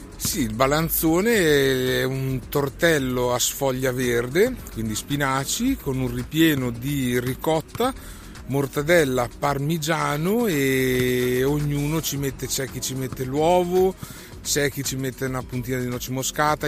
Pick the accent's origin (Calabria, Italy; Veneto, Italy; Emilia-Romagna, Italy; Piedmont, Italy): Emilia-Romagna, Italy; Modena; sono modenese